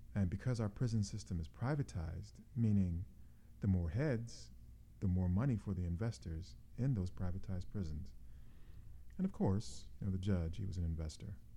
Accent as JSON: {"language": "English", "country": "United States", "said": "as an American citizen, I'm a bit disappointed"}